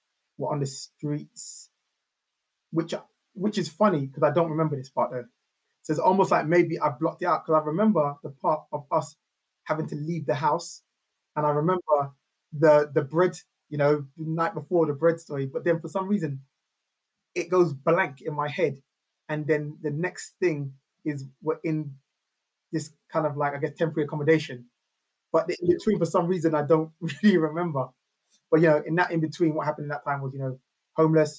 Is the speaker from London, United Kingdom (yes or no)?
yes; London, United Kingdom; also born or lived in Neasden / Kilburn / Kingsbury / Camden; I was born at Hammersmith Hospital. So I grew up around North West to West London